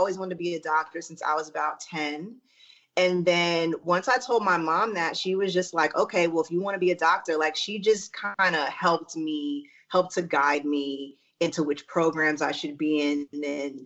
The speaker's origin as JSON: {"language": "English", "region": "New York", "country": "United States", "tie": "born or raised there", "also_born_or_lived": "Syracuse, New York / Texas", "moved": "as an adult", "lives_now": "Los Angeles, United States", "said": "I'm originally from New York. I was born in Syracuse, and then we left to go to Texas. And I grew up in Texas and New York, like went back and forth until I was like 13. And then I moved to New York City for good."}